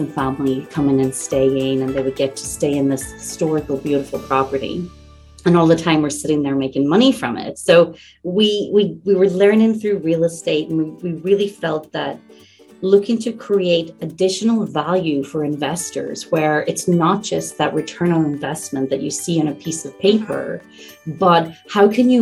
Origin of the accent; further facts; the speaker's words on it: Ireland; now in Ontario, Canada; I'm originally from Ireland, and one of my goals is to acquire and purchase a castle back home in Ireland